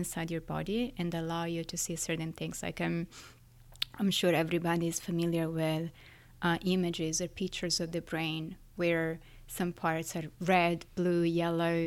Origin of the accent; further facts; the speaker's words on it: Florence, Tuscany, Italy; now in New York City, United States; I was born and raised in Florence, in Italy, but I live in New York City.